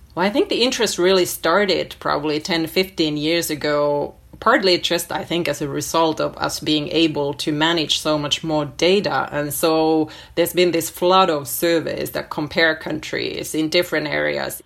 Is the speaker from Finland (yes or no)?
yes; Finland; moved away as an adult; also born or lived in New York City, United States; now in Helsinki, Finland; I am completely Finnish. I grew up in Finland, and my parents are Finnish